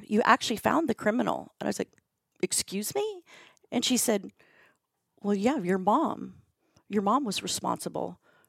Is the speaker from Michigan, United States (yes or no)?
no; Chicago, Illinois, United States; so I have three sisters, I'm from Chicago, and having those conversations and sharing those stories, it's been the most healing part of writing a book.